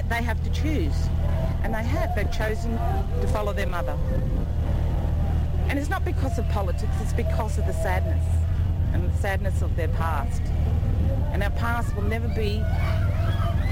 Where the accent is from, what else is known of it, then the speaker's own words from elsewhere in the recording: Jagera people, Queensland, Australia; I'm a traditional owner. I'm from the Jagera people.